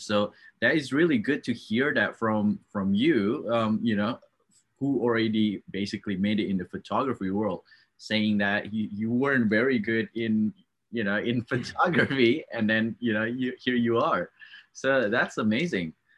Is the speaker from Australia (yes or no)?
yes; Australia; now in Canada; i'm from australia